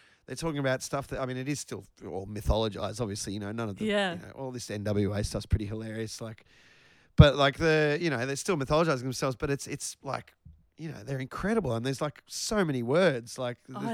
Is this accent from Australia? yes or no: yes; Australia; accent: Australian